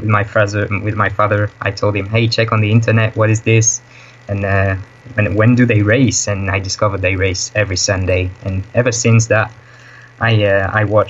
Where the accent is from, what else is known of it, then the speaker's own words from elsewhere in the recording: Nîmes, Occitania, France; moved away as an adult; now in Netherlands; My hometown is called Nîmes. It's in the south of France.